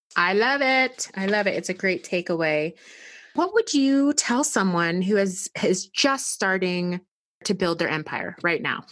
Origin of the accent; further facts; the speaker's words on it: United States; us as American women